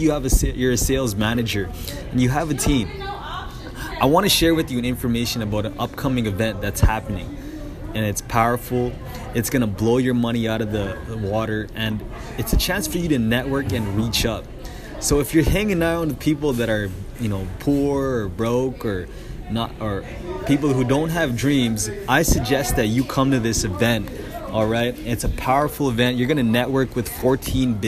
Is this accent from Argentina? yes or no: no; Canada; being a Canadian